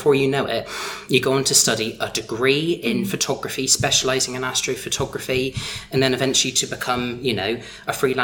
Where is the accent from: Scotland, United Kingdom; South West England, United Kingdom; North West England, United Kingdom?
South West England, United Kingdom; Somerset; I'm a recognised landscape astro photographer from Somerset